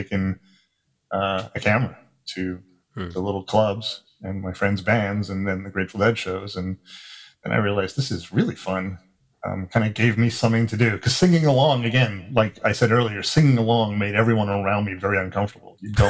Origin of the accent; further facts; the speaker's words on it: South Africa; now in United States; I grew up in South Africa, and when before we moved to America